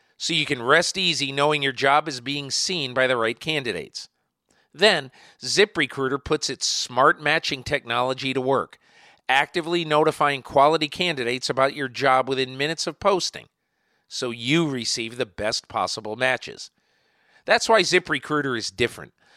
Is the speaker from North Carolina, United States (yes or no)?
no; Connecticut, United States; I'm from Connecticut